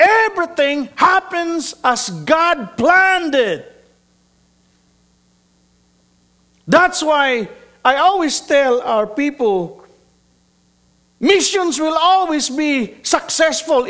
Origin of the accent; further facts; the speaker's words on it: Mindanao, Philippines; also born or lived in Metro Manila, Philippines; I was born and raised in Mindanao